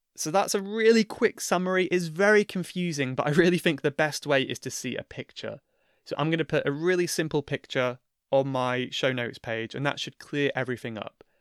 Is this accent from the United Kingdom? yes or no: yes; Cornwall, South West England, United Kingdom; my county of Cornwall is a Celtic region.